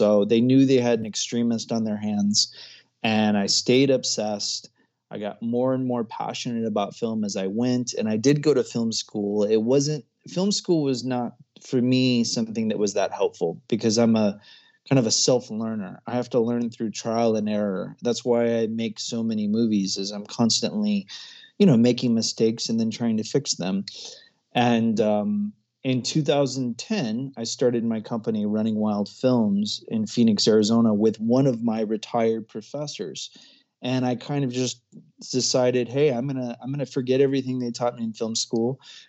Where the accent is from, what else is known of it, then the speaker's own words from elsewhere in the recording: Comoros; also born or lived in Ecuador; I was born in Ecuador. I spent a good deal of my childhood in not a very well-known place called the Comoro Islands off the east coast of Africa.